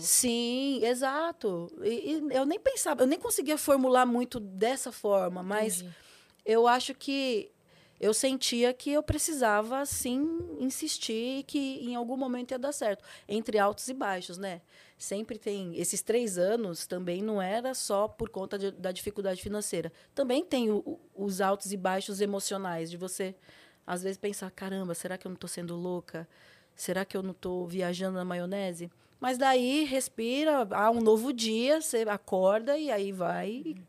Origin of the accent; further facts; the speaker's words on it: São Paulo, Brazil; Eu nasci em São Paulo, mas meus pais, eles são do Nordeste, do Piauí, os dois